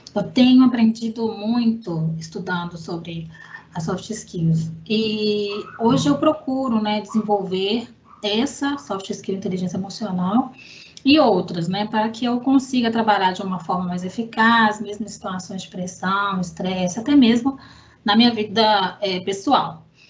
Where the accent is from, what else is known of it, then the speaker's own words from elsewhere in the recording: Belo Horizonte, Minas Gerais, Brazil; Eu sou mineira de Belo Horizonte